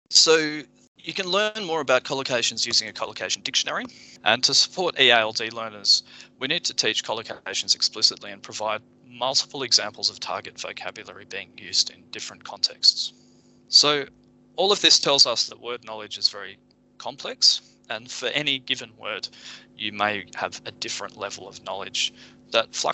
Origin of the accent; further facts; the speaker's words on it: Japan; I grew up in Japan and spoke Japanese fluently as a child.